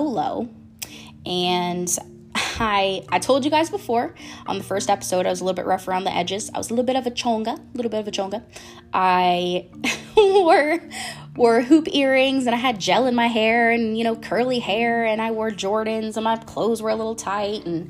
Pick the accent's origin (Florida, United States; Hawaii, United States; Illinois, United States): Florida, United States; I'm from Florida